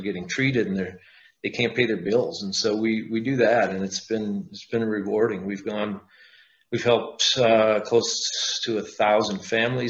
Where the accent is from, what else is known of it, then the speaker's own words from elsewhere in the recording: Wisconsin, United States; moved away as an adult; we're from Wisconsin. You know, I'm not there anymore, but that's where I grew up and lived most of my life